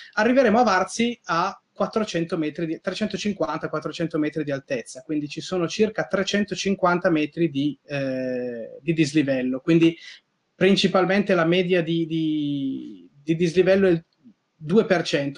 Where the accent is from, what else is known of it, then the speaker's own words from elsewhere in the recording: Piedmont, Italy; io come piemontese